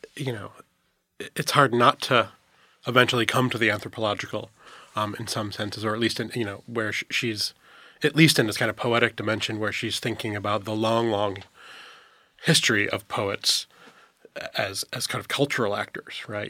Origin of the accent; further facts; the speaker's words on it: upstate New York, United States; I'm from upstate New York